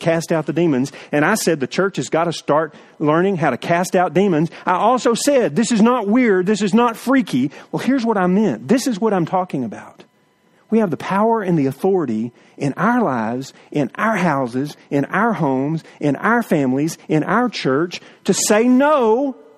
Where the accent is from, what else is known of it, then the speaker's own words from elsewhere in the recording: East Texas, United States; We grew up in East Texas in the woods hunting